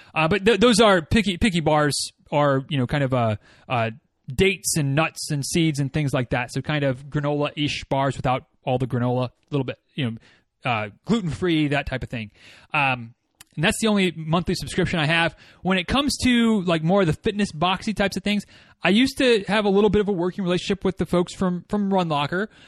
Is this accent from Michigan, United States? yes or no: yes; Northern Michigan, United States; moved away; my hometown